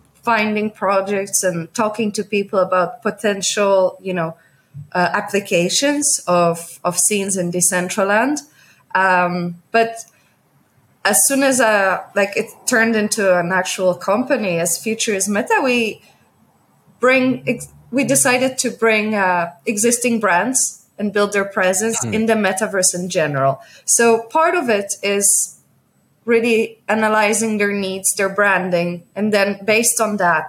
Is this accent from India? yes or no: no; Poland; also born or lived in New York / Netherlands; now in Hong Kong; I come from Poland, but I lived in New York. I lived a little bit in the Netherlands before moving to Hong Kong.